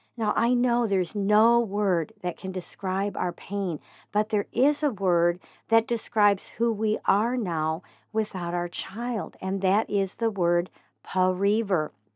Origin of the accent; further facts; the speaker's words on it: Joplin, Missouri, United States; moved away; I spent a few years growing up in Joplin, Missouri